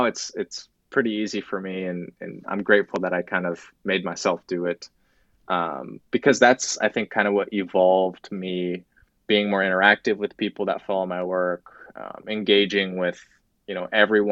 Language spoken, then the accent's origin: English; Lincoln, Nebraska, United States; also born or lived in Tokyo, Japan; I was born in Tokyo, Japan, and I moved to Lincoln, Nebraska at a very young age.